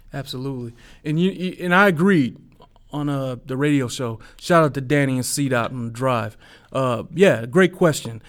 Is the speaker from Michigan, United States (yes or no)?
yes; Detroit, Michigan, United States; I grew up in Detroit.